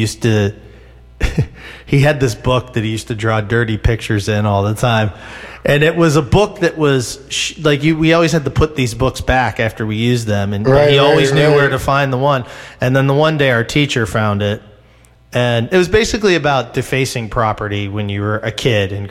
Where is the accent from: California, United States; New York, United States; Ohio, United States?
Ohio, United States; Cleveland; we're from Cleveland